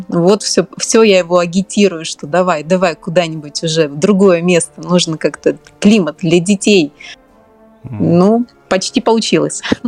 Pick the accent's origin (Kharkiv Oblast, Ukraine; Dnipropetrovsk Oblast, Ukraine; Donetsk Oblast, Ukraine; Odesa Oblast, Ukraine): Dnipropetrovsk Oblast, Ukraine; Dnipro; moved away; я вообще родом из Украины из славного города Днепропетровска